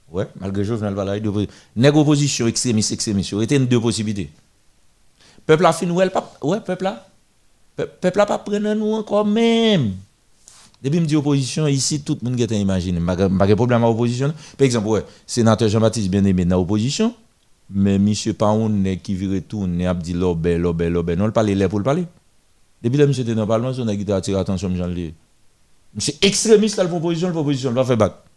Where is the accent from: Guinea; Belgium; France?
Guinea; Je viens de Guinée, je suis bon temps en Guinée